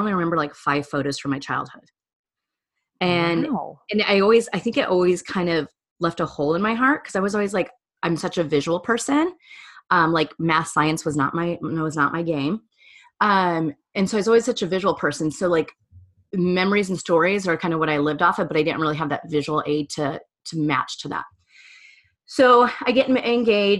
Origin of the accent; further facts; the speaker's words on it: Wyoming, United States; also born or lived in Philadelphia / New York City; now in Orlando, United States; that little like small town Wyoming girl growing up in coal country